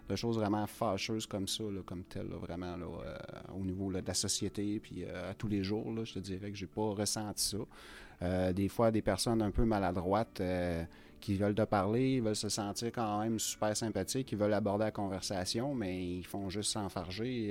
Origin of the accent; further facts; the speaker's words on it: Rouyn-Noranda, Quebec, Canada; now in Amos, Canada; je suis d'origine de Rouen. C'est sûr, j'ai un, parti pris pour Rouen. C'est ma vie. J'ai grandi ici